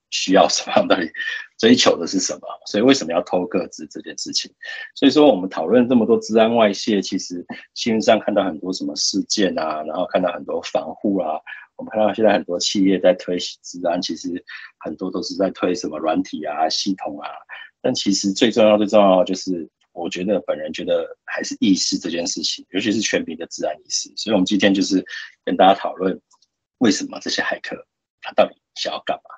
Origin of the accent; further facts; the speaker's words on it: Taiwan; 我们台湾人都去什么网站